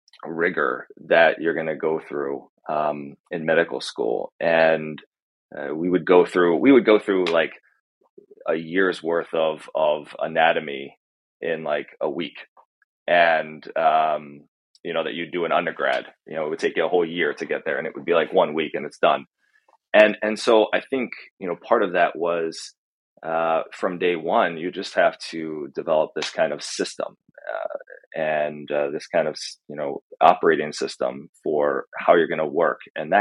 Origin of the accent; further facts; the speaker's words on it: Pennsylvania, United States; I'm originally from Central PA, and we moved around Pennsylvania a lot.